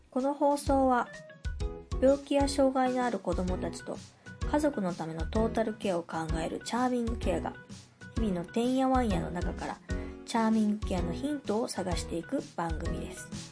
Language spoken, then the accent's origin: Japanese; Osaka, Japan